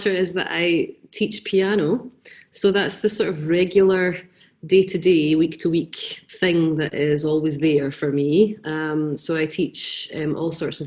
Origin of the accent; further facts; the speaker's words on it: Quarriers Homes, Renfrewshire, Scotland, United Kingdom; now in Greenock, United Kingdom; I was raised in a really kind of unconventional home. My parents were house parents at a place called Quarriers Homes